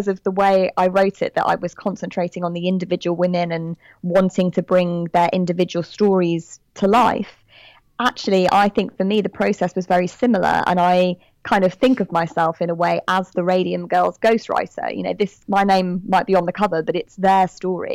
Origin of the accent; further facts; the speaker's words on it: United Kingdom; accent: British; I'm British, as you can tell from my accent